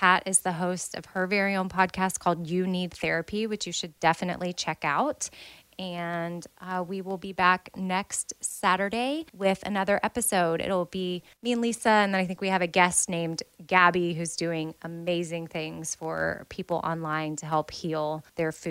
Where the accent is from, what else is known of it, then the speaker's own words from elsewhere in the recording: United States; I'm American